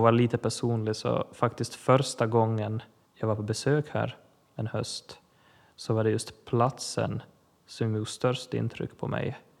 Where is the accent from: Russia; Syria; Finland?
Finland; Ostrobothnia; Jag är finlandssvensk, präst, kaplan i Pedersöre församling i Österbotten Finland.